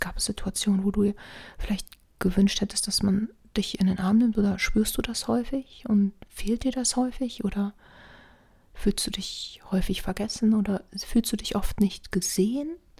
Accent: Rhineland, Germany; ich bin ja Rheinländer

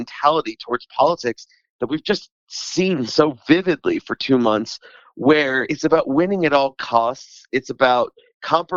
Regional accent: Philadelphia, Pennsylvania, United States; I come from the Philadelphia region

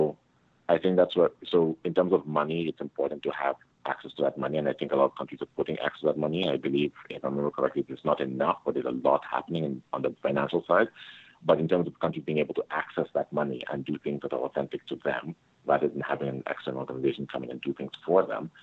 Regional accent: Canada; I come from Canada

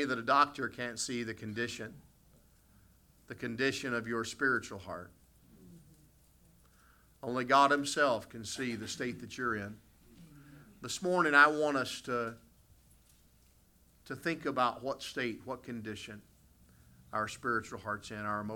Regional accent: West Virginia, United States; moved away as an adult; also born or lived in Ohio; now in Canada; I grew up in the United States. I grew up in the state of West Virginia

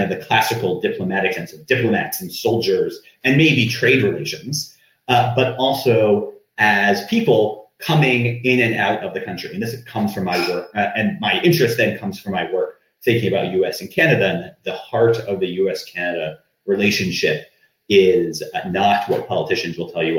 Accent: United States; as an American

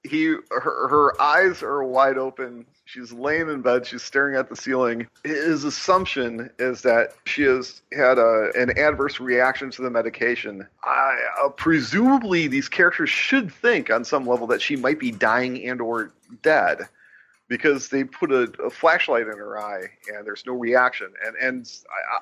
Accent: Illinois, United States; I'm from Illinois

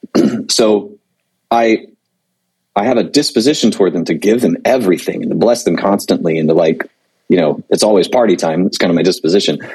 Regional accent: Panama City Beach, Florida, United States; moved away; I'm originally from Panama City Beach, Florida

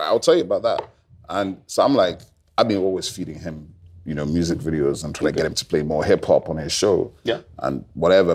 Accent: Onitsha, Anambra, Nigeria; my father's from Onitsha, I'm from Onitsha

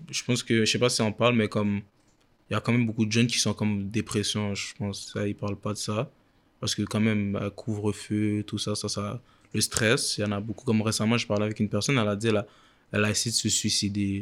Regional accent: Quebec, Canada; je viens de Québec

